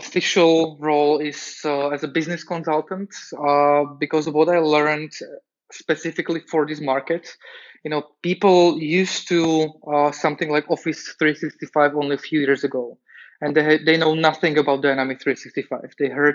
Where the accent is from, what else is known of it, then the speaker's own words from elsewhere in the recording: Slovakia; moved away as an adult; now in Prague, Czech Republic; My origins are in Slovakia